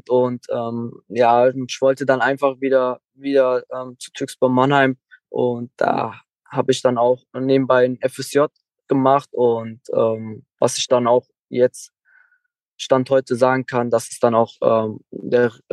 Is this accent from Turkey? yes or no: yes; Turkey; Klar, ich habe äh, mein Herkunftsland ist Türkei